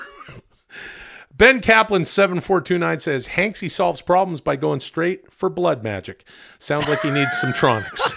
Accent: Ladner, British Columbia, Canada; moved away; grew up in a town outside of Vancouver called Ladner, farming and fishing village Ladner

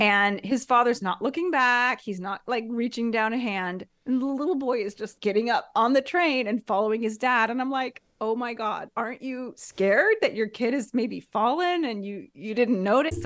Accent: United States; now in Italy; me as an American

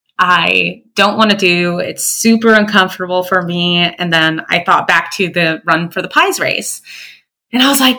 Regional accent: Florida, United States; I'm from Florida

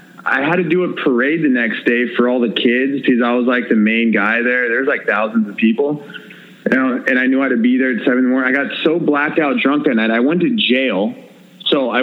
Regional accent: United States; I'm fucking American. I don't speak your language.

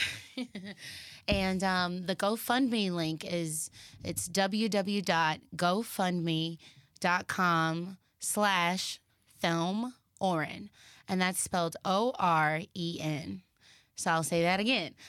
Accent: Dallas, Texas, United States; now in Los Angeles, United States; I'm from Texas

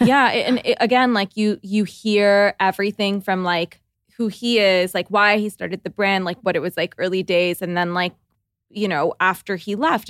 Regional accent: Toronto, Ontario, Canada; we're from Toronto

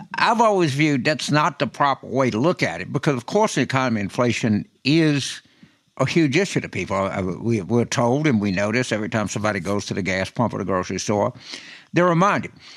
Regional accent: New Orleans, Louisiana, United States; my home state of, of, New Orleans

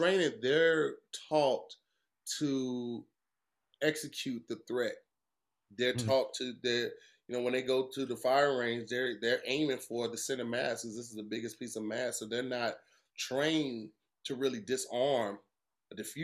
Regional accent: Midwest, United States; I'm from the Midwest

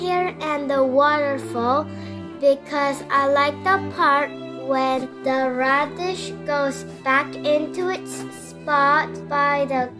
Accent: South Korea; I am from South Korea

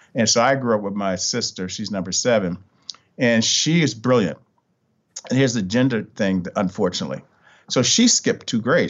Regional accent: Richmond, Virginia, United States; moved away; I'm originally from Richmond, Virginia

